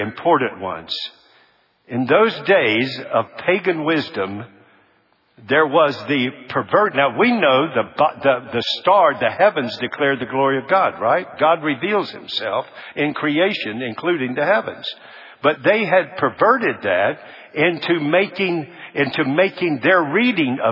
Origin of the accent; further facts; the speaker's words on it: United States